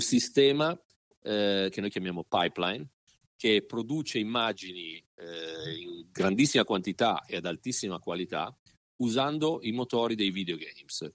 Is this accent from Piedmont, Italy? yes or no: yes; Turin, Piedmont, Italy; moved away as an adult; now in Michigan, United States; io sono originariamente di Torino, italiano